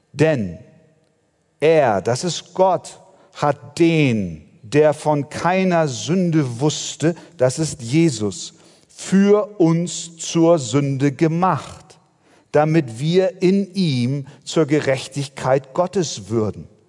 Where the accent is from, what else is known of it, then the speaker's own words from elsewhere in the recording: Germany; bei uns in Deutschland